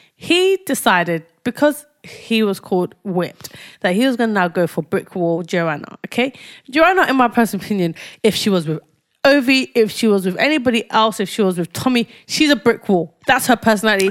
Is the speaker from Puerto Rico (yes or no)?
no; Nigeria; As a Nigerian, I've been brought up to trust the Irish